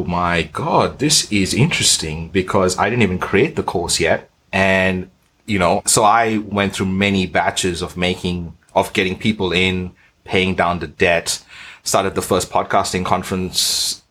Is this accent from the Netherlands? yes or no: no; Australia; also born or lived in Bahrain; my dad's Indian, my mom's Portuguese. I was born in Bahrain. I'm Australian.